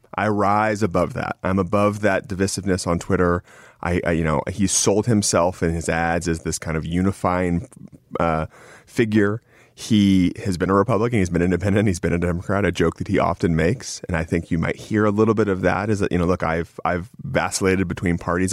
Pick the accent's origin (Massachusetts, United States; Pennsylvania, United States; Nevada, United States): Nevada, United States; my home state